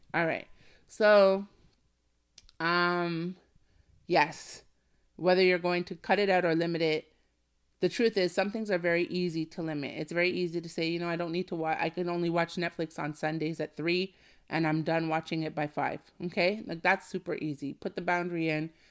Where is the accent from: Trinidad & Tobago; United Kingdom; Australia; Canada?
Canada; my home country is Canada